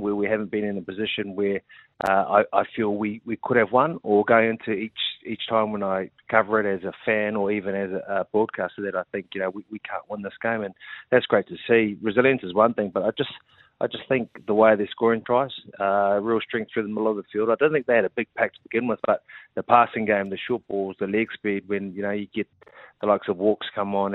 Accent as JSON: {"language": "English", "region": "Auckland", "country": "New Zealand", "tie": "born or raised there", "said": "being a boy growing up here in South Auckland first, and then, you know, sort of just enjoying being born and bred in Auckland"}